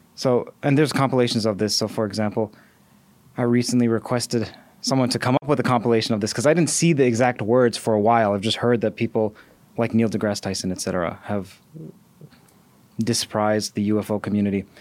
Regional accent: Toronto, Ontario, Canada; I'm also from Toronto

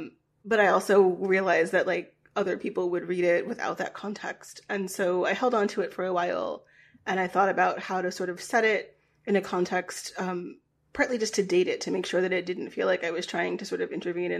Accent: Virginia, United States; I grew up in Virginia. I went to a high school named after a Confederate general.

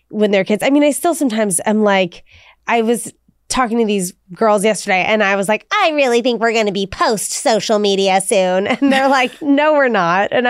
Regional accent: Washington, District of Columbia, United States; And where'd you grow up? DC.

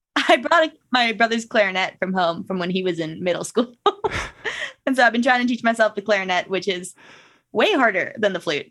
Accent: Minnesota, United States; moved away as an adult; now in Salt Lake City, United States; growing up in Minnesota

